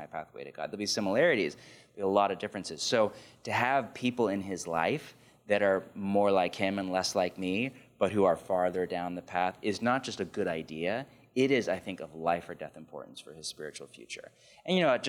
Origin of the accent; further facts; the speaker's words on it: California, United States; I was growing up in California in the 80s and 90s